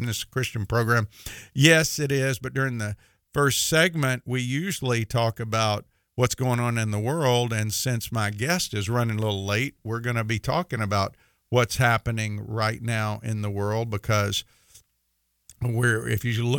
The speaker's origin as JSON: {"language": "English", "region": "Mississippi", "country": "United States", "said": "I say Thursday because I'm from Mississippi, and I kind of say it funny"}